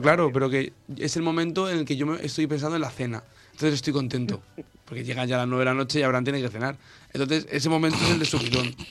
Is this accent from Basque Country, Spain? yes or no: no; Elda, Valencian Community, Spain; más exactamente de Elda, de mi tierra